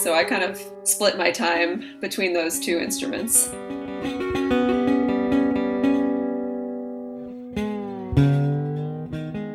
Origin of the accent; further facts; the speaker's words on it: Boston, Massachusetts, United States; moved away as an adult; also born or lived in Brooklyn, New York; now in New York, United States; I'm originally from Boston, Massachusetts, and I grew up there